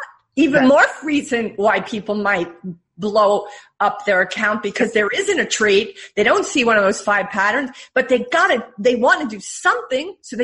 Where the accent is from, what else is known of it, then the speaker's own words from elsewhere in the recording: New York, United States; you know, I'm a New Yorker at heart, right?